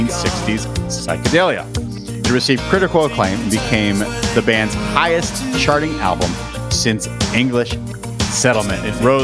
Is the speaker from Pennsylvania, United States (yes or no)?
yes; Pittsburgh, Pennsylvania, United States; moved away as an adult; now in Los Angeles, United States; I grew up in Pittsburgh